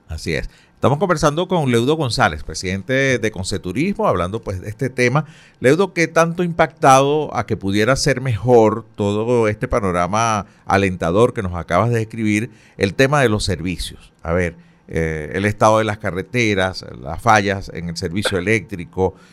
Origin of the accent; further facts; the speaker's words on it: Venezuela; somos los venezolanos